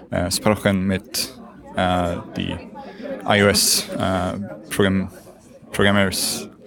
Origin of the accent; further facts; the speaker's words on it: Sweden; German is a second language; ich komme aus Schweden.